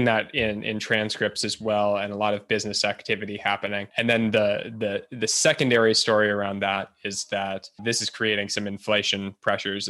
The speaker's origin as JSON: {"language": "English", "country": "United States", "said": "as an American"}